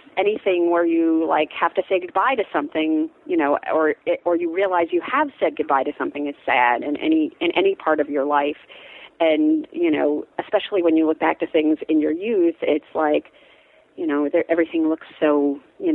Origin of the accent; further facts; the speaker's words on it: New York, United States; I grew up in like an hour north of the city.